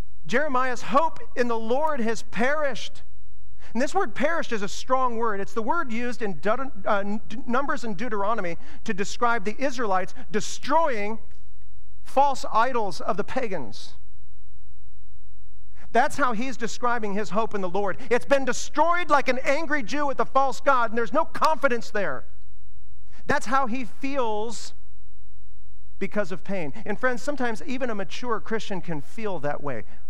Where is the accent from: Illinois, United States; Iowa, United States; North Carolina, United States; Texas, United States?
Iowa, United States; now in Ashland, United States; I grew up in Iowa where it's flat, and the roads are like straight